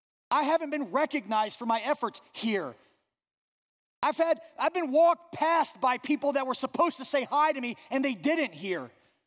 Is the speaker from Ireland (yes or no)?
yes; Ireland; I'm a guy, right? I'm Irish. I have to act tough.